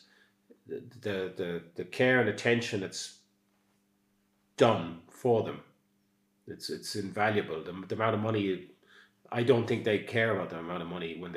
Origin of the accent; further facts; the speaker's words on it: Castledermot, Leinster, Ireland; now in Skibbereen, Ireland; I come from Castlelermot, which is just outside Dublin and really easy to get